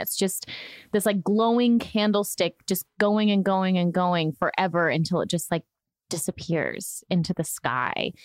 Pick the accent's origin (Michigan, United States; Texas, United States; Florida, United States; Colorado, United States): Florida, United States; Orlando; I grew up in Florida where I watched the space launches from our dock. I grew up on a lake in in Orlando